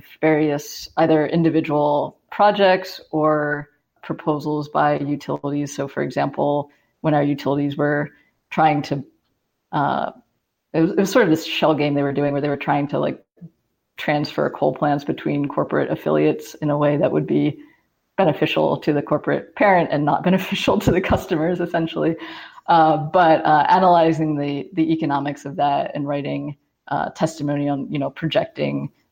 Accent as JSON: {"language": "English", "area": "outside of Baltimore", "region": "Maryland", "country": "United States", "tie": "born or raised there", "also_born_or_lived": "California", "moved": "as an adult", "lives_now": "West Virginia, United States", "said": "I grew up in Maryland, outside of Baltimore, and I came to West Virginia in 2010."}